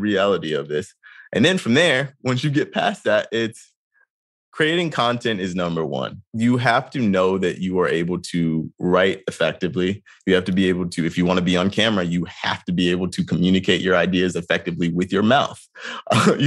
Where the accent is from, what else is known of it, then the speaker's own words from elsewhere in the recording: North Carolina, United States; growing up in North Carolina